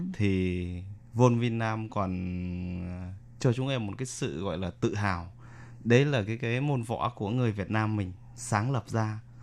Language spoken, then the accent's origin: Vietnamese; Vietnam; now in Taiwan; những người con Việt Nam mà xa quê hương mình